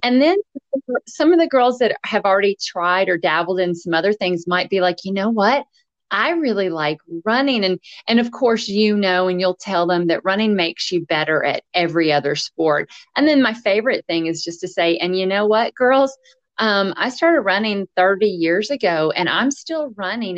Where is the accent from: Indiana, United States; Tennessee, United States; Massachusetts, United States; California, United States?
Tennessee, United States; Nashville; now in Nova Scotia, Canada; I'm from Nashville, Tennessee